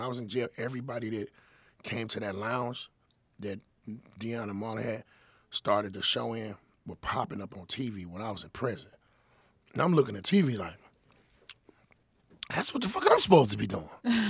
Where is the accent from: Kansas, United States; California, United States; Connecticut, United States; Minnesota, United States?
California, United States; Inglewood; I'm from Inglewood, but he's from out west